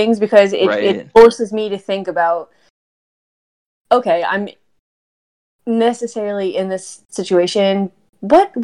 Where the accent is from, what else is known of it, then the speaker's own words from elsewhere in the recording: East Coast, United States; I'm from the East Coast